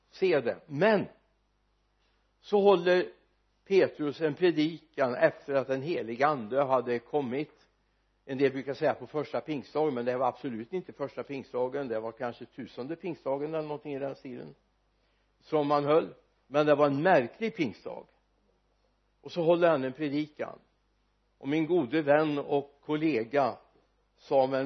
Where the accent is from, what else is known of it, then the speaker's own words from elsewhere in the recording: Sweden; vi som är födda och uppvuxna i Sverige